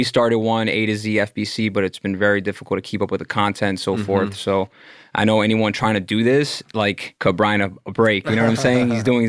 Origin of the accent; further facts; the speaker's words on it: Miami, Florida, United States; Born and raised in Miami, County of Dade.